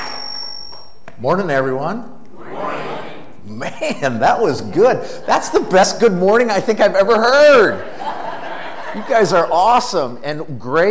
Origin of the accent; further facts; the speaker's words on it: Green Bay, Wisconsin, United States; moved away; I grew up in Green Bay